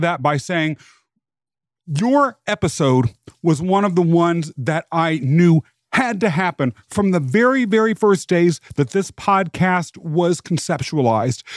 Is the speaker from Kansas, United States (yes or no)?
yes; Kansas, United States; I was raised in Kansas